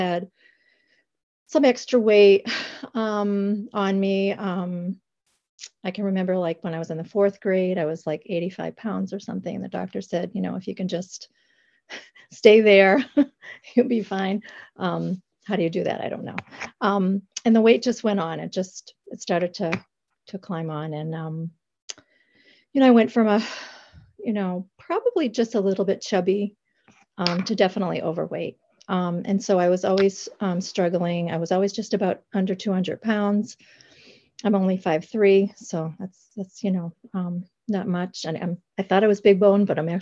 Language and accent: English; the Berkshires, Massachusetts, United States; I am from the Berkshires of Massachusetts